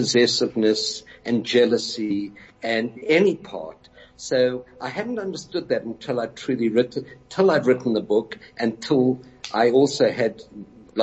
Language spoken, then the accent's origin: English; Johannesburg, Gauteng, South Africa; So there's three of us and we came really from Orange Grove, and the surrounding suburbs.